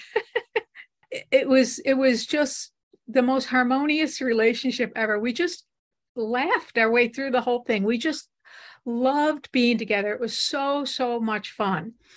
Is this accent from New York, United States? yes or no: yes; Buffalo, New York, United States; We grew up in Buffalo, and we both went to the University of Buffalo together